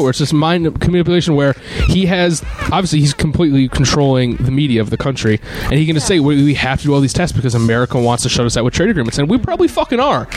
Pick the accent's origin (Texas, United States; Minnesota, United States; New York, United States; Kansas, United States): New York, United States; Troy; I grew up in Troy, New York